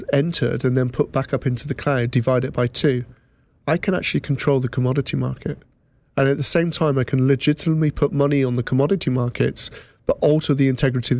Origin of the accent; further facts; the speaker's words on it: England, United Kingdom; now in North Somerset, United Kingdom; as you may have gathered from my accent, I'm from England.